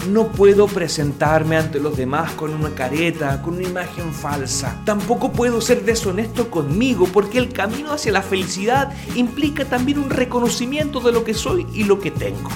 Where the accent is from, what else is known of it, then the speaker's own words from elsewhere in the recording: Chile; sacerdote chileno